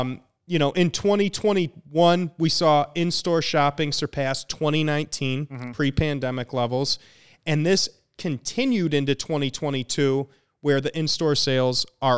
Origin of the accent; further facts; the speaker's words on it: Bloomington, Minnesota, United States; No, it's in Bloomington, Minnesota, and I lived in Bloomington, Minnesota till